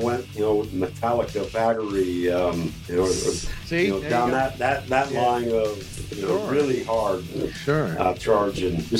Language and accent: English; Rapid City, South Dakota, United States; Originally, Rapid City, South Dakota.